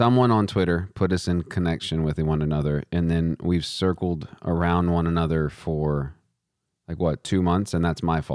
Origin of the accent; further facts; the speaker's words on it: West Texas, United States; I'm from way West Texas